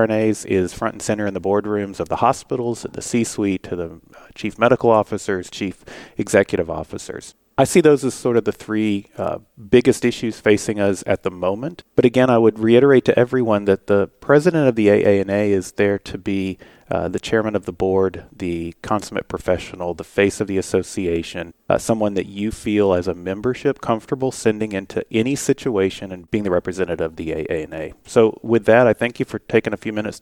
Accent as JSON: {"language": "English", "town": "Fort Worth", "region": "Texas", "country": "United States", "said": "I'm from Fort Worth, Texas"}